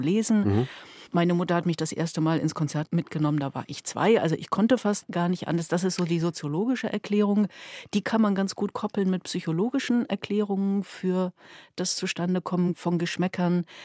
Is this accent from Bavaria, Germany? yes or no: no; Schwerin, Mecklenburg-Vorpommern, Germany; Schwerin, meine Heimatstadt.